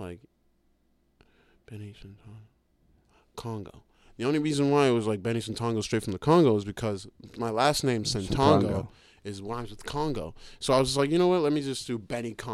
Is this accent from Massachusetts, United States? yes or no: yes; Waltham, Massachusetts, United States; accent: American; also born or lived in Uganda; I came back to my hometown, Waltham